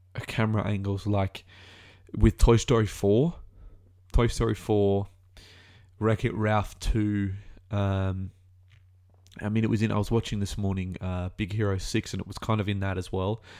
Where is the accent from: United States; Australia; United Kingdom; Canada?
Australia; As an Australian